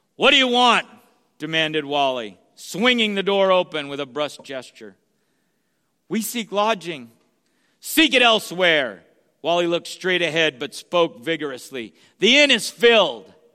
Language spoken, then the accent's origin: English; San Jose, California, United States; also born or lived in Sacramento; where I grew up in San Jose